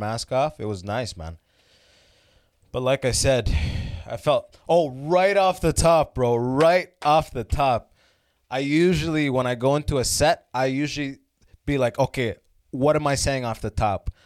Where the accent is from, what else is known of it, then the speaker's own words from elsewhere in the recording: London, Ontario, Canada; London, where I grew up